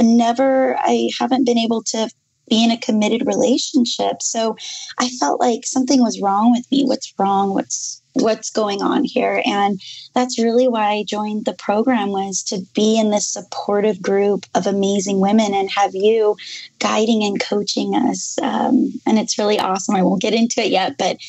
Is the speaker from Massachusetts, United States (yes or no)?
no; Las Vegas, Nevada, United States; I am from Las Vegas, Nevada in the United States. Super fun city to live in.